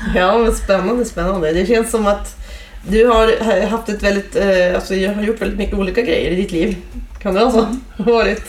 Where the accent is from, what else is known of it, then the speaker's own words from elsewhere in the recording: Umeå, Västerbotten County, Sweden; moved away as an adult; now in Piteå, Sweden; Jag kommer från Umeå